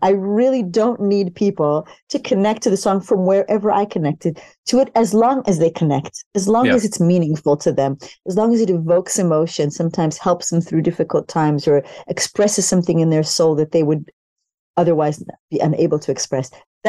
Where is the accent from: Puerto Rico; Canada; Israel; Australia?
Israel; born there; So I was born in Israel to a family of Yemenite origins.